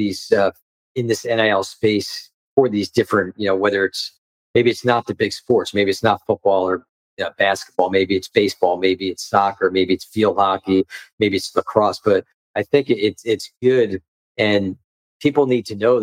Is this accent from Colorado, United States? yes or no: no; next town over from Monroe Township, New Jersey, United States; moved away; also born or lived in Delaware; I grew up the next town over from there